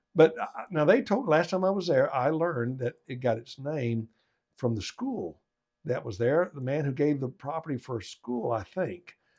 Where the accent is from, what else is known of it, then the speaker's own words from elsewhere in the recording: Arkansas, United States; I grew up in Arkansas playing football, small town football